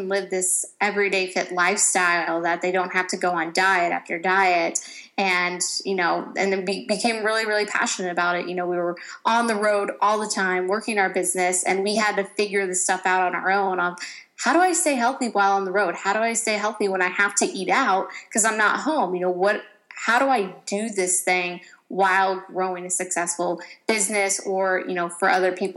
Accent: Ohio, United States; now in California, United States; I grew up in Ohio

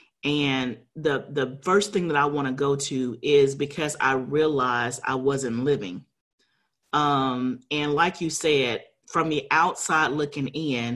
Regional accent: Huntsville, Alabama, United States; I grew up in Alabama in Huntsville

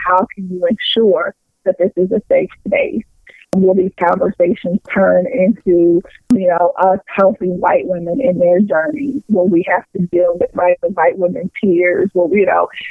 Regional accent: Anderson, Indiana, United States; moved away as an adult; now in Detroit, United States; I grew up in Anderson, Indiana

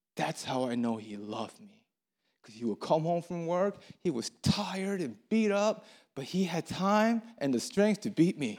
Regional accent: Baltimore, Maryland, United States; moved away as an adult; now in Atlanta, United States; I'm from Baltimore, Maryland, and, um, I moved here a month ago, and I'm homesick. I miss Baltimore.

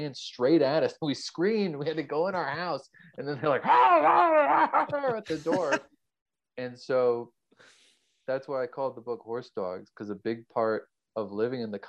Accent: Pennsylvania, United States; also born or lived in Bethlehem, Pennsylvania / Clarksville / Queens, New York; now in Alfred, United States; my childhood growing up in Pennsylvania, like out in the country

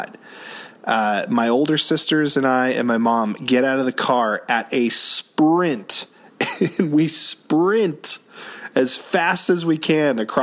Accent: Orleans, Massachusetts, United States; there was a pizza restaurant in my hometown called Hilltop Pizza in Orleans, Massachusetts

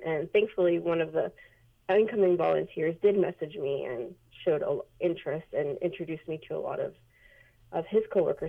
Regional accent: El Paso, Texas, United States; moved away as an adult; also born or lived in Waco, Texas / Flagstaff, Arizona; now in Las Vegas, United States; So I'm originally from El Paso, Texas. I was born and raised there.

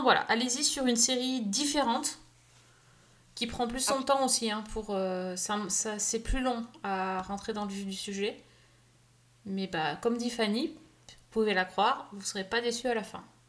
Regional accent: France; nous, on est français

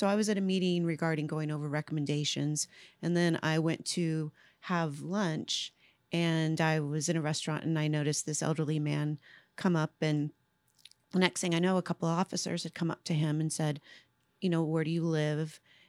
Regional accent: Ventura, California, United States; moved away; also born or lived in Paso Robles, California; No, I was born and raised in California, Central California. So I was born in Ventura, and now I call home Paso Robles, California, Central California.

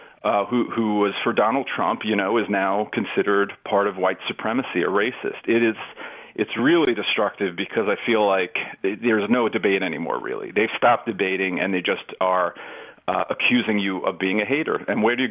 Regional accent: New York City, New York, United States; I grew up in New York, right? So when I was young, I think there were, 2,500 murders in Manhattan, in New York City every year.

